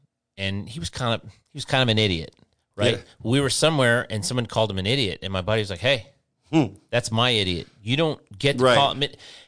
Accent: Inkster, Michigan, United States; and I grew up in Inkster, Michigan.

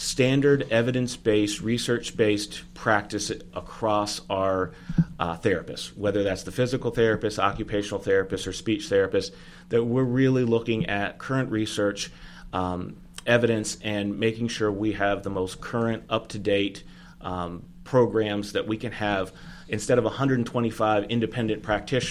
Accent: Maryland, United States; moved away as an adult; also born or lived in northeastern Pennsylvania / upstate New York; now in North Carolina, United States; I grew up in Maryland

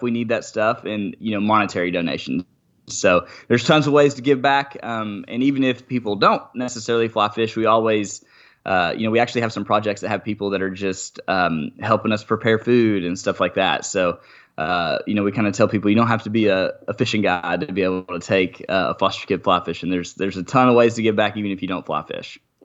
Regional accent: Arkansas, United States; I'm from Arkansas

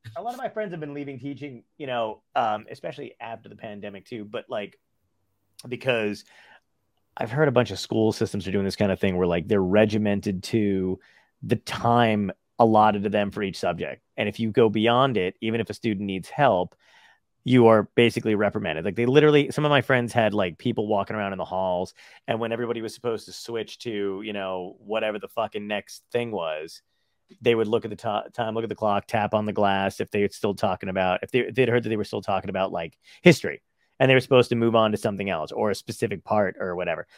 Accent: Toms River, New Jersey, United States; born or raised there; also born or lived in Brooklyn, New York

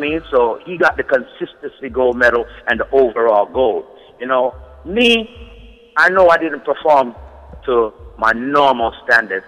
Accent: New Jersey, United States; me being from New Jersey

